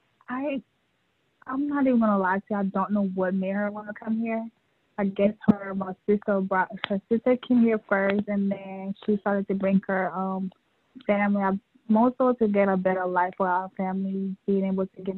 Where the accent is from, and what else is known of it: New York, United States; born or raised there; also born or lived in West Africa / Liberia / Guinea